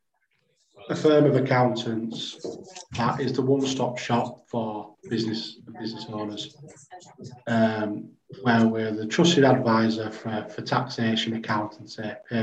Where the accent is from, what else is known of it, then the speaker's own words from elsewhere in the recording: Bradford, Yorkshire and the Humber, United Kingdom; I'm a Bradford lad, I'm a Yorkshire lad.